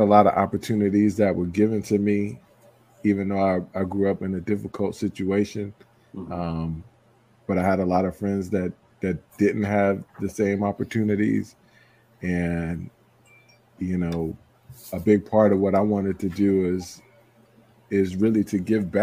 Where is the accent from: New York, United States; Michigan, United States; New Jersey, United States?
New York, United States; Roslyn; also born or lived in Hempstead, New York; I'm a New Yorker, born and raised on Long Island, what we call Strong Island. Was born in, lived in Hempstead up till 5 years old